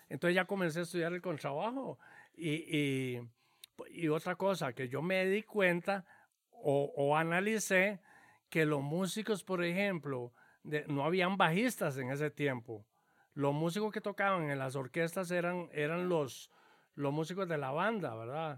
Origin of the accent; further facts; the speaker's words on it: Cañas, Guanacaste, Costa Rica; yo soy este em, nativo de Cañas, ¿verdad? Nací en Cañas, Guanacaste